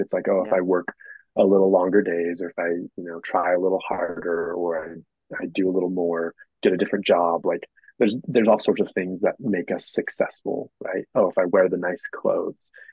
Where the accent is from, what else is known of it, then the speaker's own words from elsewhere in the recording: Moab, Utah, United States; I grew up in Moab, born raised on the river here in Moab.